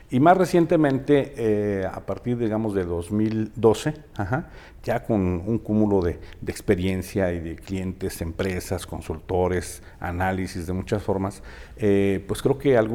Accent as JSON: {"language": "Spanish", "region": "Mexico City", "country": "Mexico", "tie": "born or raised there", "moved": "as an adult", "lives_now": "Aguascalientes, Mexico", "said": "soy chilango de nacimiento y orgulloso"}